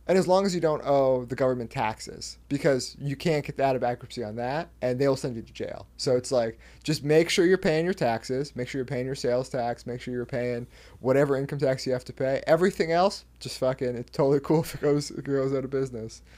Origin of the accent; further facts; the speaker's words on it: between Seattle and Canada, Pacific Northwest, Washington, United States; I'm from, like, halfway between Seattle and Canada.